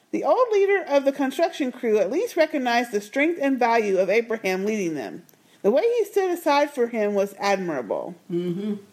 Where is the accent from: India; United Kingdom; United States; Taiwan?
United States; Alexandria, Virginia; I grew up in Alexandria, Virginia, and I was so excited to see that's where they are.